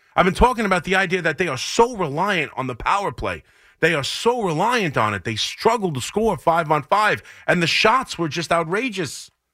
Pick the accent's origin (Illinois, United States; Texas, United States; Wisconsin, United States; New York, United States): New York, United States; Long Island; growing up on Long Island